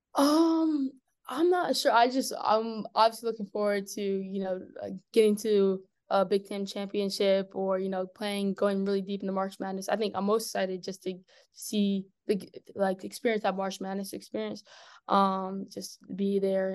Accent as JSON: {"language": "English", "region": "Maryland", "country": "United States", "tie": "born or raised there", "said": "I was eight when I moved to Maryland"}